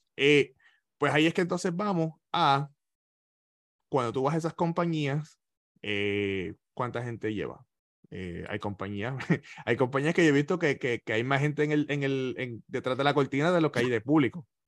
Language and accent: Spanish; Ponce, Puerto Rico; moved away as an adult; now in Florida, United States; Ismael es de la misma urbanización que yo soy en, Ponce, en Los Caobos